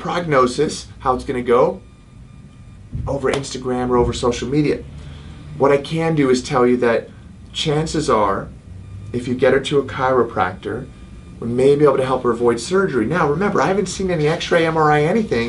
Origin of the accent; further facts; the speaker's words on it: United Kingdom; accent: British; moved away; my British accent